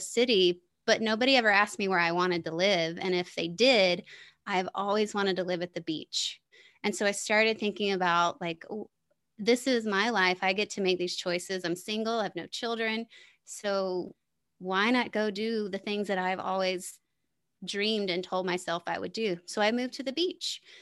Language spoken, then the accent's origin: English; the South, United States; moved away as an adult; also born or lived in Denver, Colorado; I grew up in the South